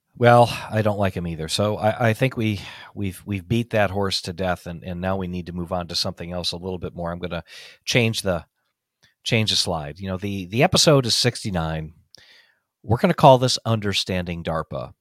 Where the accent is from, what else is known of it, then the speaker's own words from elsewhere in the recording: United States; I'm an American, you're an American, I'm a patriot, you're a patriot.